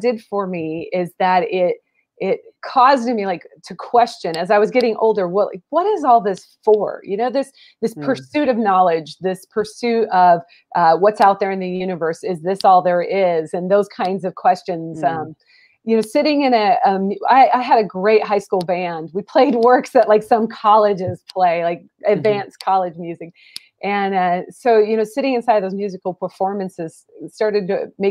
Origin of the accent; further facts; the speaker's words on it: Portland, Oregon, United States; moved away as an adult; also born or lived in Southern United States; I'm from the Pacific Northwest of the United States. I'm actually from Portland, Oregon